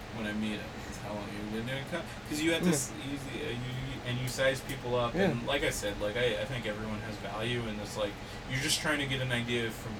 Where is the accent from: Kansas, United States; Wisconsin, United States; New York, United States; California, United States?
California, United States; I'm from California!